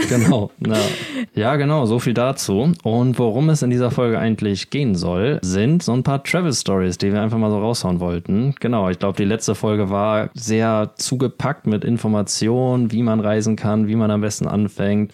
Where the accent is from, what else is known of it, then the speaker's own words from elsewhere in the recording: Germany; now in Spain; als Deutscher